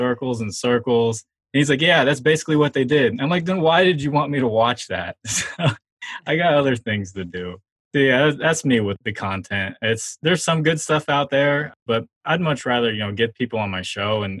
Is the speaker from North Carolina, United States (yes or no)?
yes; Charlotte, North Carolina, United States; I was growing up in Charlotte and everyone was Panthers fans